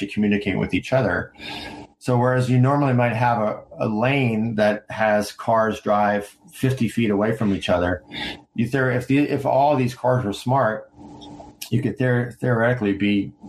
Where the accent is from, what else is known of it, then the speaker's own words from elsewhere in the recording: United States; also born or lived in Washington, D.C.; now in San Diego, United States; I lived in like DC and I grew up near New York